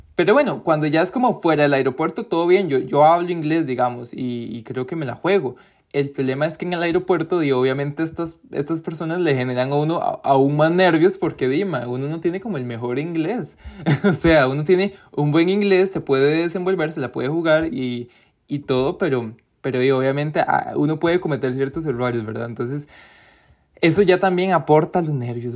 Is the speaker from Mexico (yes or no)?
no; Costa Rica; yo soy de Costa Rica.